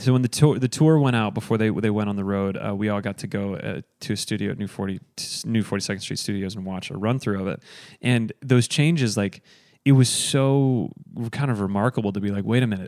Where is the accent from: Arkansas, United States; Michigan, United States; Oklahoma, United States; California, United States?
Michigan, United States; Grand Rapids; We grew up in Grand Rapids together doing theater, um, in high school